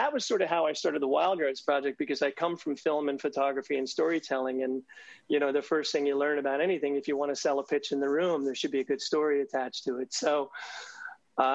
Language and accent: English; New Jersey, United States; moved away; as a kid, I grew up in New Jersey